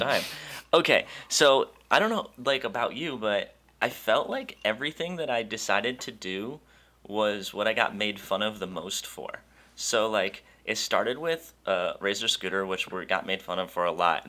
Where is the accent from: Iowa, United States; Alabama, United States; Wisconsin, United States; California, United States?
Wisconsin, United States; I'm from Wisconsin